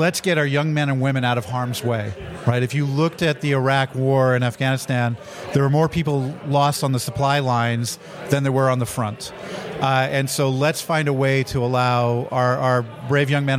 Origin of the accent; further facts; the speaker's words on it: Canada; I'm Canadian